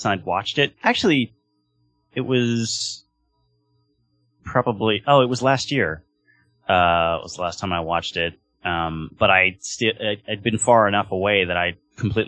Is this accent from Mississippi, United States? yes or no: no; Long Beach, California, United States; moved away; I'm originally from Long Beach